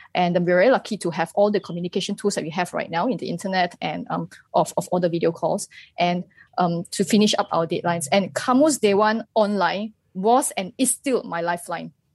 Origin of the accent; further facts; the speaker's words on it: Malaysia; as a Malaysian